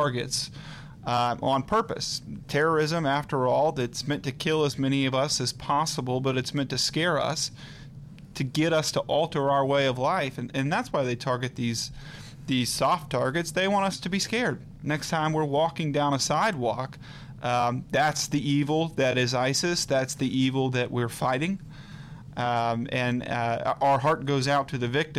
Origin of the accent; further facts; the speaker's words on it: Atlanta, Georgia, United States; accent: southern twang; moved away as an adult; also born or lived in North Carolina; now in Virginia, United States; I'm from Atlanta, Georgia.